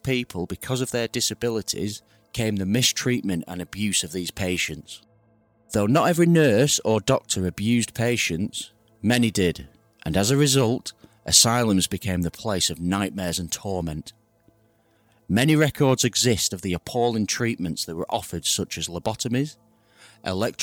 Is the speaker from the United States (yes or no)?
no; United Kingdom; I'm from the UK